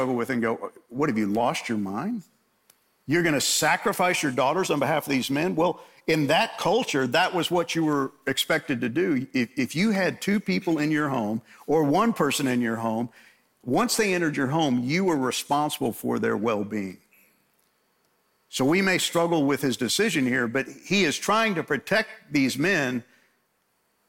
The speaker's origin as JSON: {"language": "English", "area": "Long Island", "region": "New York", "country": "United States", "tie": "born or raised there", "said": "I grew up in New York, and fortunately I grew up on Long Island"}